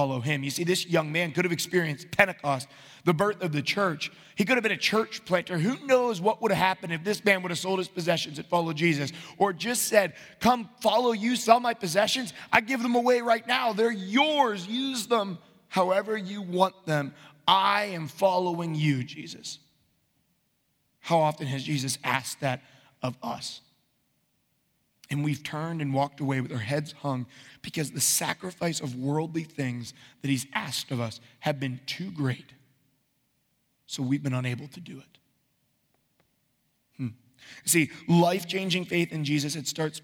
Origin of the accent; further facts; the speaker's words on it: United States; as American Christians